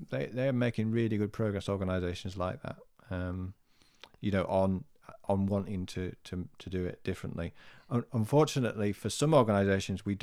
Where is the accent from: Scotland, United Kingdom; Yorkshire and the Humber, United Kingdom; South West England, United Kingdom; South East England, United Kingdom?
Yorkshire and the Humber, United Kingdom; Birstall; So there, there is a race in Birstall, my hometown, called the Run for Jo